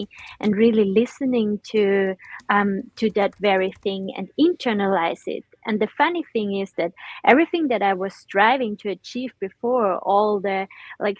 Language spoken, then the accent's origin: English; Austria; now in Netherlands; I'm usually located in the Netherlands, but originally I'm from Austria